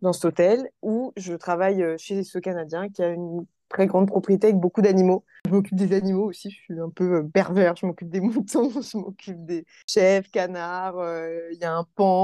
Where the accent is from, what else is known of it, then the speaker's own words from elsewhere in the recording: Guadeloupe; je suis née en Guadeloupe